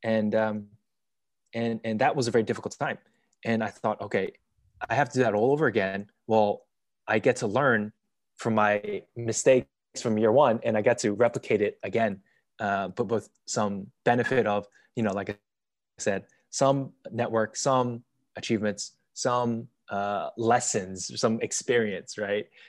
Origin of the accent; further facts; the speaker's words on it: United States; moved away as an adult; also born or lived in China / Lisbon, Portugal; as an American